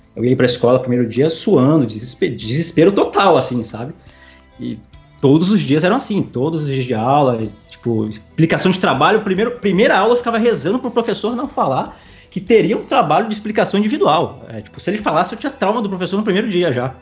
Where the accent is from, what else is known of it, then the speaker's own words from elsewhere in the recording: Ibiraçu, Espírito Santo, Brazil; now in Maceió, Brazil; hoje eu moro em Maceió, Lagoas, mas eu sou natural de Ibiraçu, é uma cidade no interior do Espírito Santo